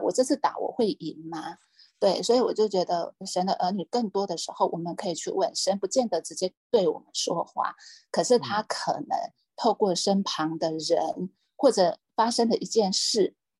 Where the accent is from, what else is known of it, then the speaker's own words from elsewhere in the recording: Hualien County, Taiwan; now in Taipei, Taiwan; 我故乡在花莲